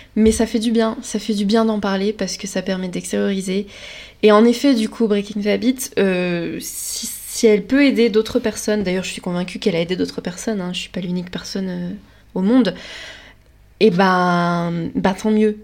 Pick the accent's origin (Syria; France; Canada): France; Lorraine, Grand Est; je viens de Lorraine